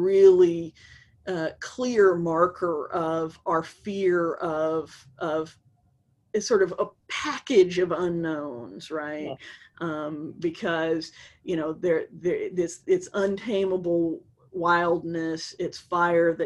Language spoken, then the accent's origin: English; Atlanta, Georgia, United States; I grew up in Atlanta